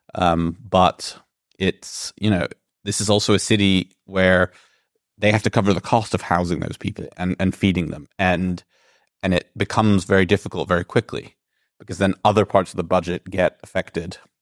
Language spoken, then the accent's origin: English; Greece; I'm originally from Greece